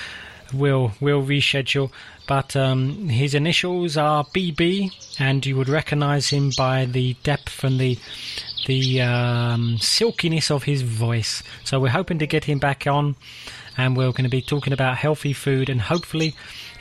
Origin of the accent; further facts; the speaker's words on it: England, United Kingdom; moved away as an adult; now in Czech Republic; I am English